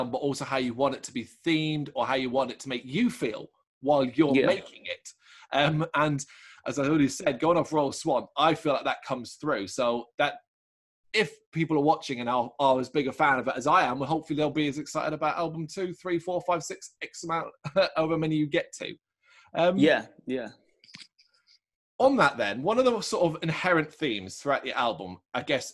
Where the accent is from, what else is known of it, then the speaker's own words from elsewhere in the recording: Ireland; I'm not English. I am Irish